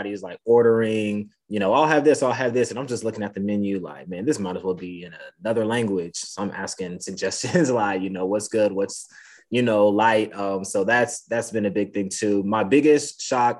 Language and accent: English; Atlanta, Georgia, United States; now in Iowa, United States; I'm from Atlanta